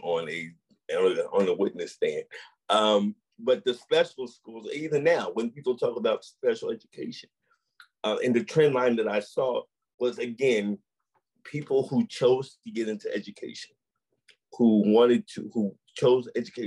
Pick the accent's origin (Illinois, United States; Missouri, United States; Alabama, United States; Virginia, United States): Missouri, United States; St. Louis; growing up in St. Louis